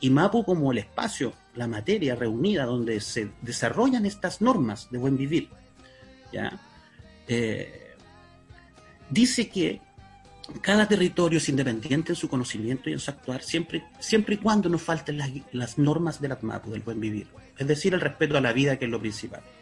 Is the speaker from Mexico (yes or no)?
no; San Vicente, Biobío, Chile; also born or lived in Talcahuano; Eh, yo soy de Calcahuano … Me crié en San Vicente.